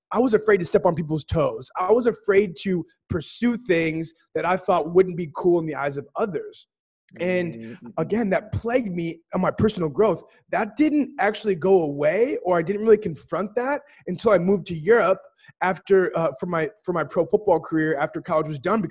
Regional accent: Sioux Falls, South Dakota, United States; where you and I grew up in Sioux Falls, South Dakota.

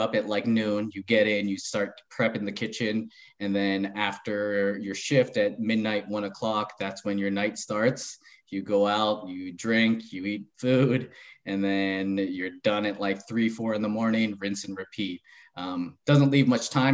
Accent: San Francisco Bay Area, California, United States; moved away as an adult; also born or lived in Orange County, California / Grafton, Massachusetts / Holliston, Massachusetts; now in Massachusetts, United States; I am a Cali boy, born and raised in California, born in Orange County, lived most of my life just north of San Francisco in the Bay Area

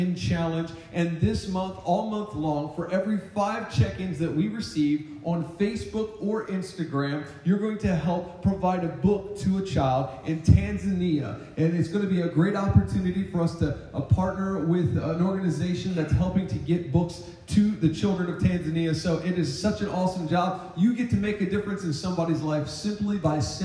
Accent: United States; I'm from Sussex County

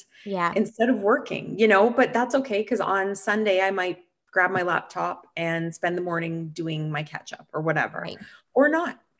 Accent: Canada; I'm from Canada

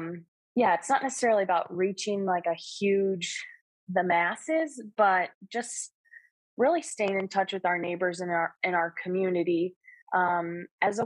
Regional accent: Wisconsin, United States; moved away as an adult; also born or lived in Western New York; now in New York, United States; I grew up in Wisconsin

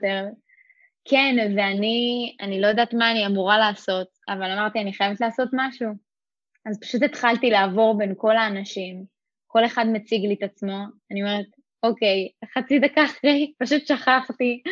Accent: Rosh HaAyin, Central District, Israel; אני גדלתי בראש העין

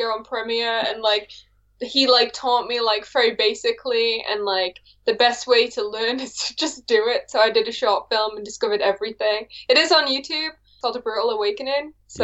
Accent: Warrington, North West England, United Kingdom; moved away as an adult; now in Philadelphia, United States; I'm from Warrington, England

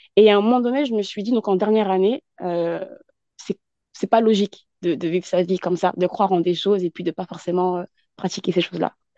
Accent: France; also born or lived in Yvelines; je suis basée en France et je suis née en France, issue de la communauté, en tout cas malienne, euh, et j'habite dans les Yvelines

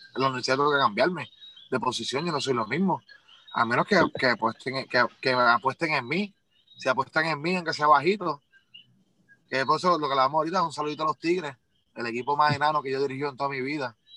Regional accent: Puerto Rico; como todo boricua, nosotros somos demasiado orgullosos

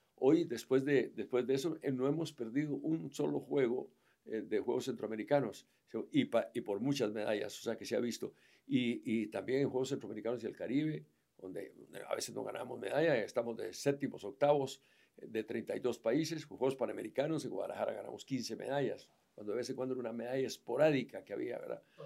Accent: Guatemala; Guatemala es mi país, porque soy guatemalteco natural

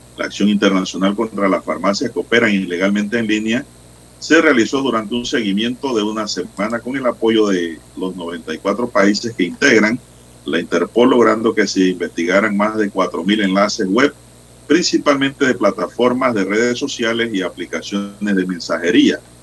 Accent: Panama; como panameño

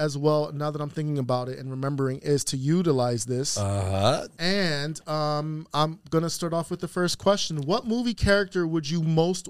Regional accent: New York City, New York, United States; now in Western Massachusetts, United States; a small, intimate gig in Brooklyn in my hometown.

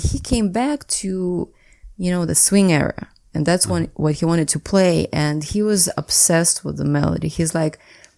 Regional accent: Saint Petersburg, Russia; I was born and raised in St. Petersburg

